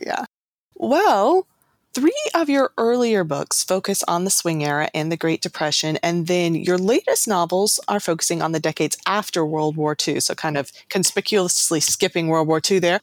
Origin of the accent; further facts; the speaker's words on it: the South, United States; I was born and raised in the South